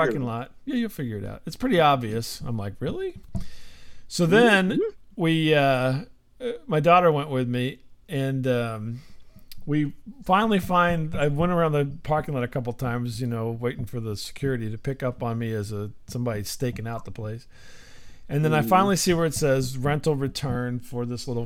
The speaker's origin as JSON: {"language": "English", "town": "St. Louis", "region": "Missouri", "country": "United States", "said": "we're from St. Louis"}